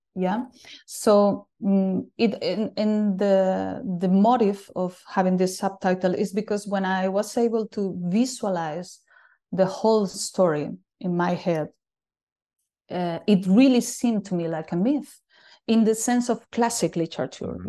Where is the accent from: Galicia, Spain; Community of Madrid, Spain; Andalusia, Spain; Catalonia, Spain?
Galicia, Spain; A Coruña; moved away as an adult; also born or lived in Berlin; I'm living in my hometown again